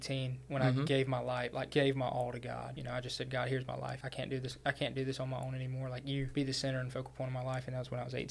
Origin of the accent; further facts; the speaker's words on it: Georgia, United States; moved away as an adult; also born or lived in North Carolina; I transferred from the University of North Carolina at Pembroke, but I'm from Georgia